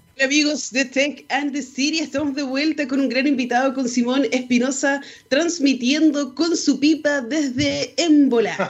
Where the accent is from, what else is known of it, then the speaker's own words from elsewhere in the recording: Chile; ciudadanos chilenos